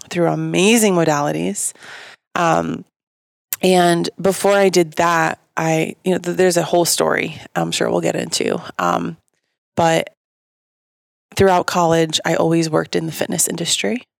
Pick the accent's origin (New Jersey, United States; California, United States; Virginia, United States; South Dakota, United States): New Jersey, United States; Bergen County; moved away; I got three malls in my hometown